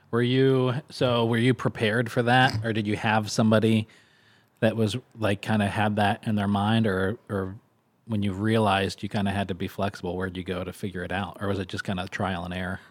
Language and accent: English; Kentucky, United States; also born or lived in Texas; now in Syracuse, United States; growing up in Kentucky. It brings me back to when I lived in Texas.